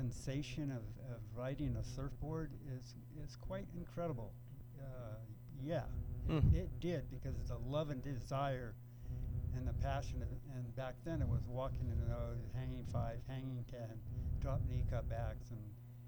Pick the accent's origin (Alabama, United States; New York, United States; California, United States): California, United States; Los Angeles; also born or lived in Kellogg, Idaho; I moved to L.A., 108th and Main and Figueroa, that's basically in Watts, until kindergarten to fourth grade